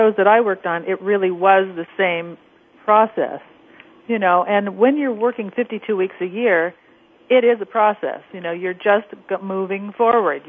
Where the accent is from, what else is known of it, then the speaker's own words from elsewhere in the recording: Orange County, California, United States; I actually lived out in Orange County, a couple of miles from Disneyland. So I always joke, really kidding on the square, that I grew up in Disneyland